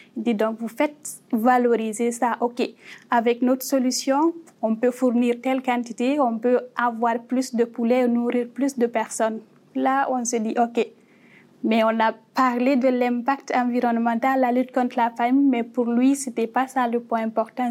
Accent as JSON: {"language": "French", "country": "Guinea", "also_born_or_lived": "Morocco", "moved": "as an adult", "lives_now": "Canada", "said": "je viens de la guinée qu'on a créée en Afrique de l'Ouest"}